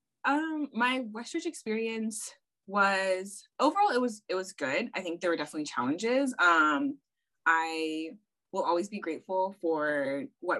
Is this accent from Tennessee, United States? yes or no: no; South Pasadena, California, United States; I grew up in South Pass. So my parents moved to South Pasadena specifically for the school district.